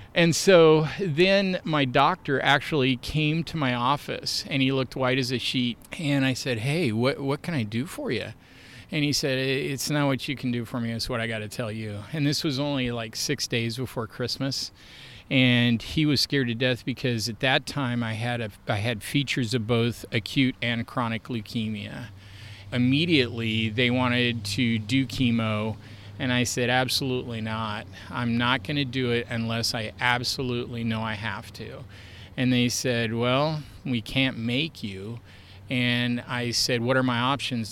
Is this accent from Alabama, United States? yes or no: no; Portland, Oregon, United States; moved away as an adult; also born or lived in Kansas; I grew up here in Portland